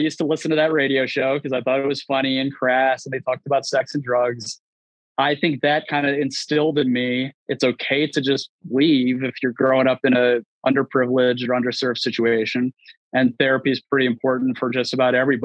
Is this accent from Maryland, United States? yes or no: yes; Baltimore, Maryland, United States; moved away; I was born in Baltimore, very rough neighborhood, very underserved community